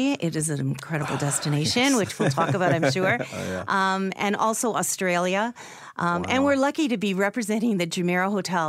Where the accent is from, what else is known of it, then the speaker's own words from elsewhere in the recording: Canada; It's if you have not done it as a Canadian, you have to go to Ottawa once for Canada Day. It is such an emotional experience. And you just feel so proud to be a Canadian.